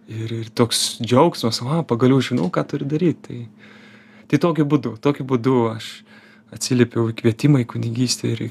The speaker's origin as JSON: {"language": "Lithuanian", "country": "Lithuania", "said": "esu iš Lietuvos"}